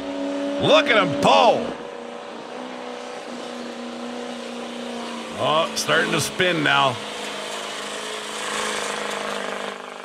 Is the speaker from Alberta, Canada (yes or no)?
yes; Picture Butte, Alberta, Canada; moved away; I grew up in Picture Butte, Alberta, in southern Alberta